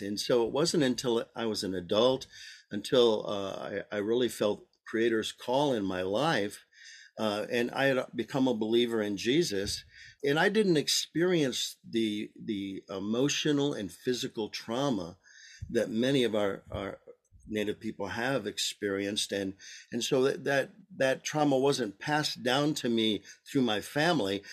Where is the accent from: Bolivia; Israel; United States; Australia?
United States; Michigan; also born or lived in Arizona; now in Maricopa, United States; both my wife and I were born and raised in Michigan